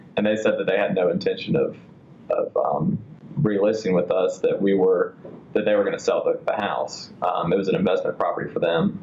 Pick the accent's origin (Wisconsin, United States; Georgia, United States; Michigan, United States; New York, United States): Georgia, United States; Atlanta; I was born and raised here in Atlanta.